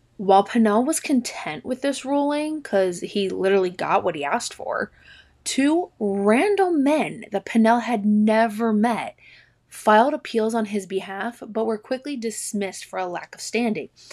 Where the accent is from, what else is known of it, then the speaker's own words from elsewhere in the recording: Maryland, United States; now in Delaware, United States; I grew up in Maryland, like, right across the border between Maryland and Delaware.